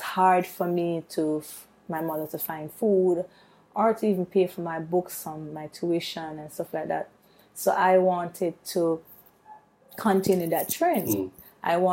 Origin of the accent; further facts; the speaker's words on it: Kingston, Jamaica; I'm from Waterhouse, which is in Kingston